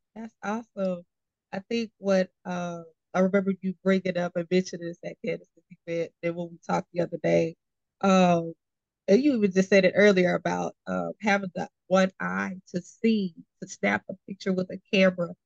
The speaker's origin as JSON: {"language": "English", "town": "Austin", "region": "Texas", "country": "United States", "moved": "as an adult", "lives_now": "Houston, United States", "said": "I'm originally from Austin, Texas. So um, I came here for college and stayed."}